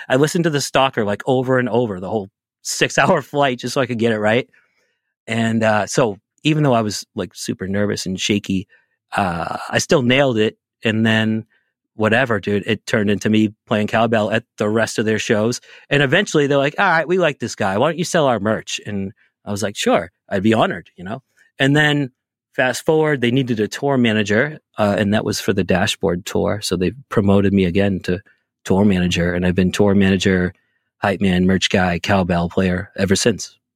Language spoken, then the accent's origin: English; Boston, Massachusetts, United States; I'm from the Boston area